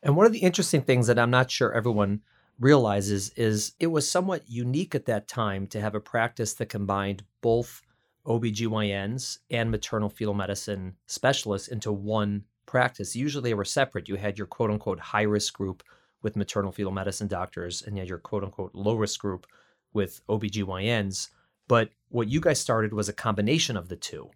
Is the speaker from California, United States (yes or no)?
no; Chicago, Illinois, United States; now in New York City, United States; We're both Midwesterners. I was in Chicago